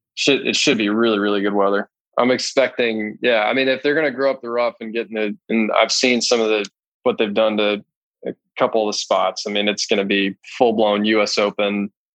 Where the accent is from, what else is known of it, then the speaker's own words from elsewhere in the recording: Dallas, Texas, United States; also born or lived in San Francisco, California; I was born in San Francisco, then moved to Dallas when I was nine. I grew up with Lanny's kids